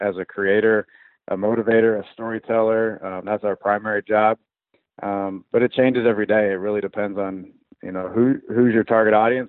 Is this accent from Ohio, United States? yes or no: yes; Columbus, Ohio, United States; moved away as an adult; also born or lived in Arkansas; I'm from Columbus. I was down in Arkansas for about 6 years, and absolutely loved my time down there